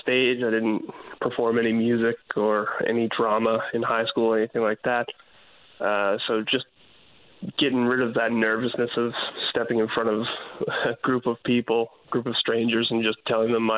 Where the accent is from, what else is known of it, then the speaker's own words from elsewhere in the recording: Nova Scotia, Canada; moved away as an adult; also born or lived in Newfoundland; now in St. John's, Canada; I came from Nova Scotia originally. I came to Newfoundland for school.